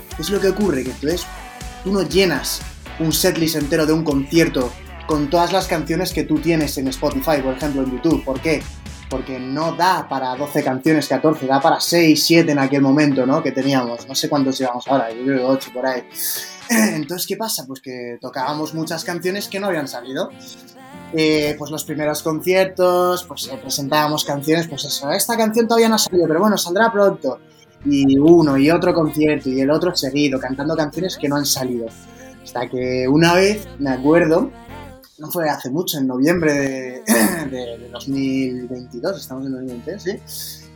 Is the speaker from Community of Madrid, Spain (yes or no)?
yes; Madrid, Community of Madrid, Spain; somos de Madrid, España